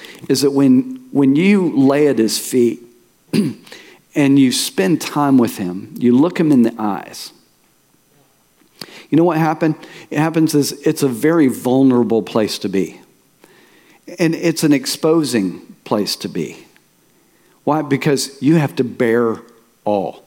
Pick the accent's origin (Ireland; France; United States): United States; Tulsa, Oklahoma; I was born and raised in Tulsa